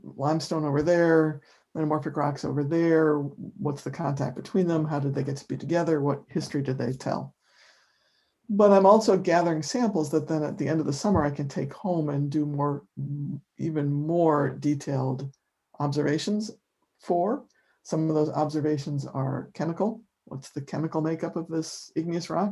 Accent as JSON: {"language": "English", "town": "Rochester", "region": "New York", "country": "United States", "tie": "born or raised there", "moved": "yes", "lives_now": "Amherst, United States", "said": "where I grew up in Rochester, New York, summers are sticky and humid and hot"}